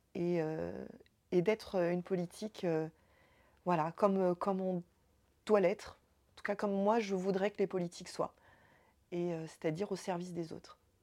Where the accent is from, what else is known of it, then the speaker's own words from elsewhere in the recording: Évry, Île-de-France, France; j'ai grandi, euh, grandi à Évry, j'ai grandi en quartier difficile, en ZEP